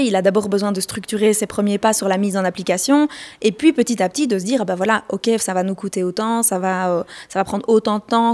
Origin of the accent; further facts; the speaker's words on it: Belgium; chez nous en Belgique